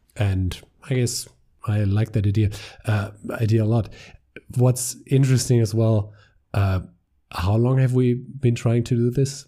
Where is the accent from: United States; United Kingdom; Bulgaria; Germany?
Germany; accent: German; English is a second language; We're two guys from Germany